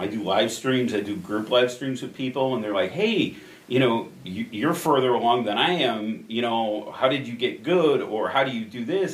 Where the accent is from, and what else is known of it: Addison, Illinois, United States; born or raised there; also born or lived in Chicago, Illinois